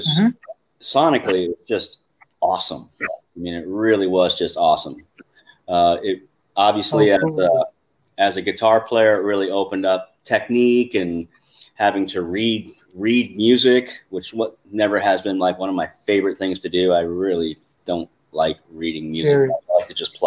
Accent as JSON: {"language": "English", "region": "Alaska", "country": "United States", "moved": "as an adult", "said": "I'm from Alaska originally, so I just moved down to Alaska, and I was in college"}